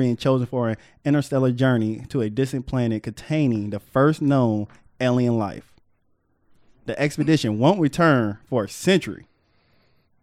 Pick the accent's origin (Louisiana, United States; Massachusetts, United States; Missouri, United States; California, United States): California, United States; San Diego; Me growing up in San Diego